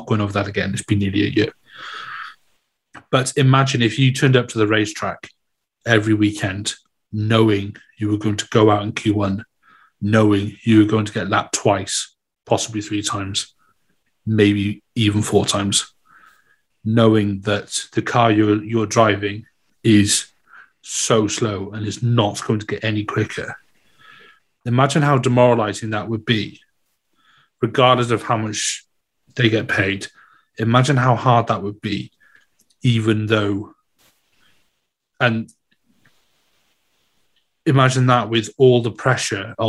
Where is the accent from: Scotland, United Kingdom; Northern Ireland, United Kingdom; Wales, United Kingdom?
Wales, United Kingdom; Welsh; I'm Welsh